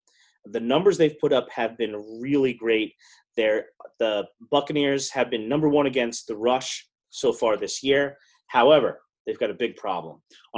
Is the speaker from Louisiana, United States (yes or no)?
no; New Jersey, United States; I grew up in South Jersey. You know, they barely even had dry cleaners down there.